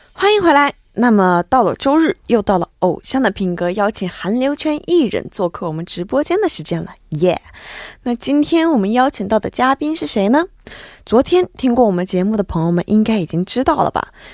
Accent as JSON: {"language": "Chinese", "country": "China", "said": "作为一个中国人"}